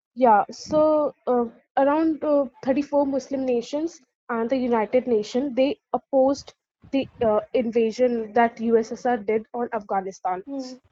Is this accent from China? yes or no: no; India; as an Indian